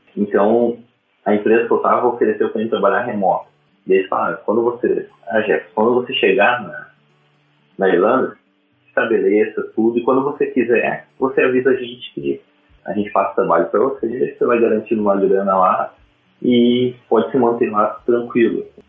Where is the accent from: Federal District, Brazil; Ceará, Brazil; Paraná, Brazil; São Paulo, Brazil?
Paraná, Brazil; Curitiba; also born or lived in Ireland; sou de Curitiba